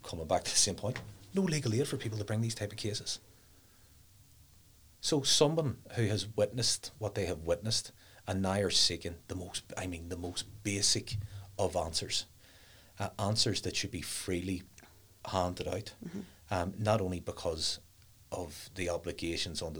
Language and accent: English; Belfast, Northern Ireland, United Kingdom; growing up in West Belfast